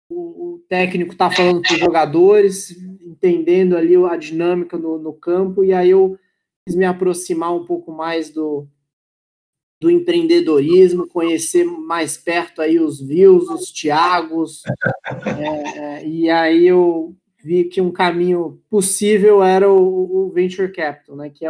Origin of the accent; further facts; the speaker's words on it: Brasília, Federal District, Brazil; also born or lived in United States / Austria; now in São Paulo, Brazil; eu sou de Brasília, já morei nos Estados Unidos, já morei na Áustria, estou em São Paulo faz uns 7, 8 anos.